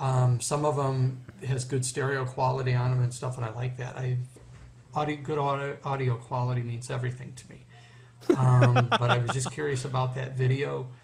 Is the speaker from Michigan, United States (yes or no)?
yes; Southgate, Michigan, United States; I'm from Southgate, Michigan. I am a blind person